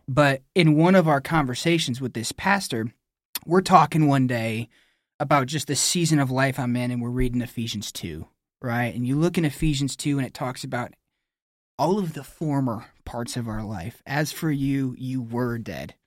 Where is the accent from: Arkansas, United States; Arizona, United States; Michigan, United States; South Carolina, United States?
Michigan, United States; New Era; I'm a Michigan man. So I grew up in Nuera, Michigan